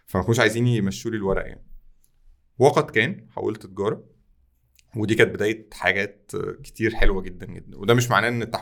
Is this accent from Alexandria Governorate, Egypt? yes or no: no; Tanta, Gharbia, Egypt; ما كانش انا من طنطا اصلا فطنطا ما كانش فيها نماذج